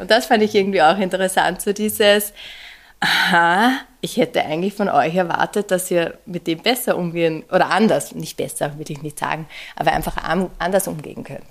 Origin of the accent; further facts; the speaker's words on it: Upper Austria, Austria; moved away; ich bin ursprünglich aus Oberösterreich und ich glaube, ähm, ähm, in Oberösterreich ist das Oberösterreichische Musikschulwerk sehr prägend einfach gewesen für mich